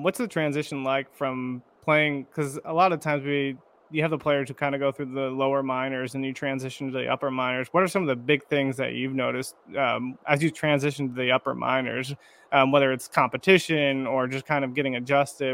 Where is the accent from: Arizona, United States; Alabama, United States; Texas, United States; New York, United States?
Arizona, United States; moved away; I'm from Arizona originally.